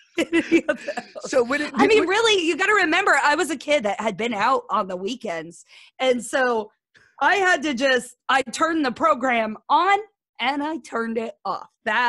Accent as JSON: {"language": "English", "town": "Hoisington", "region": "Kansas", "country": "United States", "tie": "born or raised there", "moved": "yes", "lives_now": "College Station, United States", "said": "it's a little middle of nowhere town that nobody would ever know the name of. It's called Hoisington. So I always tell people I'm from Great Bend, Kansas."}